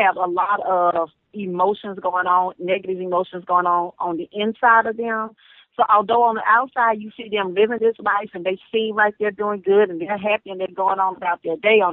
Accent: Barnado, Louisiana, United States; I'm from Louisiana, from a little town called Barnado.

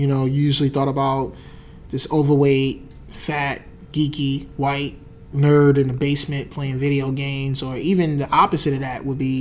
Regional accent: New Jersey, United States; I was from Jersey

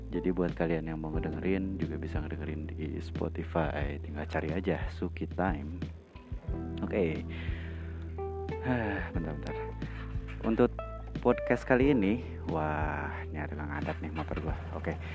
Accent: Cimahi, West Java, Indonesia; karena gua orang Bandung, gua orang Cimahi

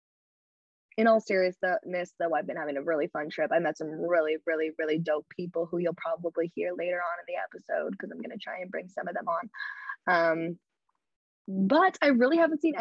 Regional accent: Canada; I'm a Canadian girl.

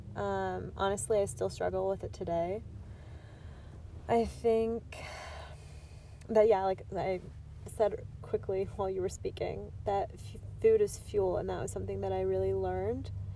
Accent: Michigan, United States; I'm from Michigan

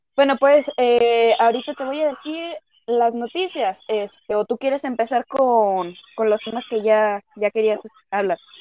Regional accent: Jalisco, Mexico; somos de México, somos de Jalisco

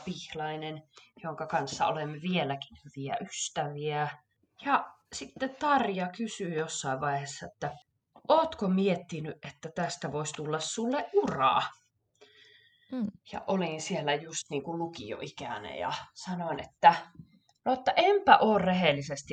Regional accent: Savonlinna, South Savo, Finland; also born or lived in Kuopio, Finland / Stockholm, Sweden; now in Gothenburg, Sweden; olen lähtöisin Savonlinnasta

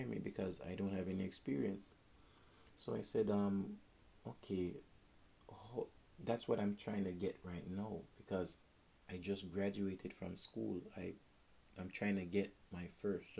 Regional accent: Jamaica; moved away; I'm Jamaican

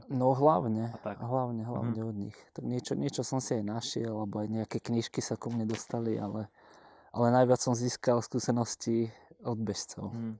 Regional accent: Trnava, Trnava Region, Slovakia; u nás v Trnave

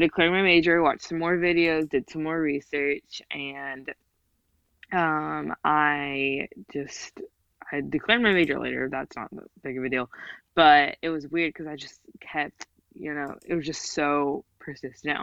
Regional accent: United States; I was raised entirely here

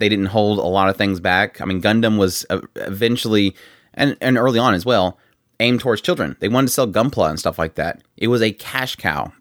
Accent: United States; growing up in the United States

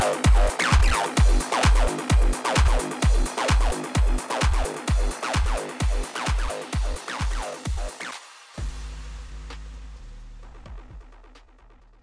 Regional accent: Houston, Texas, United States; I'm from Houston

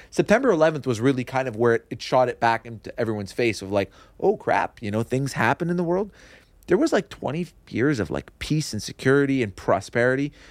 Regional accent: Kirkland, Quebec, Canada; also born or lived in Montreal / Dollard-des-Ormeaux; I grew up in Kirkland.

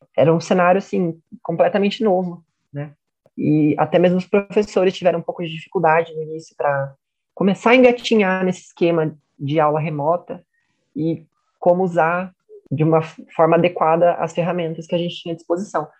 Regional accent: Itapira, São Paulo, Brazil; natural de Itapira, São Paulo

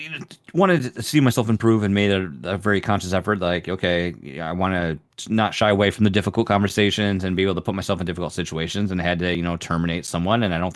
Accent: Canada; we're both Canadian, and we're like, sorry, I can't.

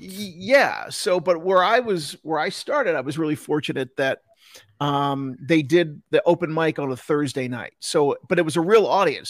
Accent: New Jersey, United States; now in Salt Lake City, United States; I grew up in, in, in Jersey and all my family's back in, in Jersey

